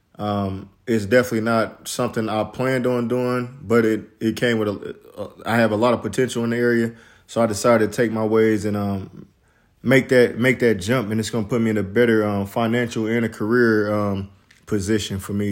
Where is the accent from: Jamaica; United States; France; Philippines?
United States; Midwest; I'm from the Midwest